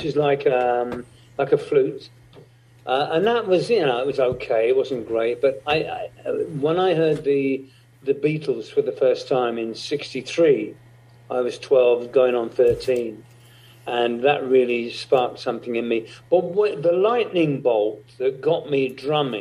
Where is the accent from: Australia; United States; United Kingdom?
United Kingdom; England; Where I was brought up in England was very, very remote